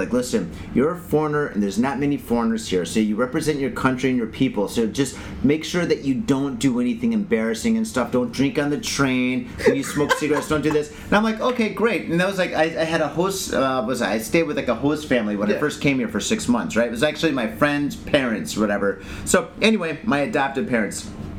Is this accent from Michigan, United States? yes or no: yes; Detroit, Michigan, United States; moved away as an adult; now in Japan; I'm from Detroit, and that's pretty blue-collar